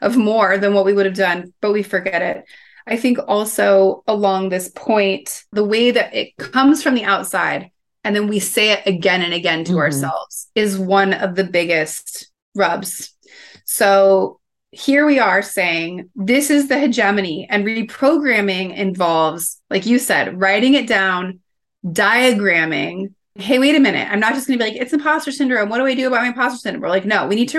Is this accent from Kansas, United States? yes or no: yes; Kansas, United States; growing up in Kansas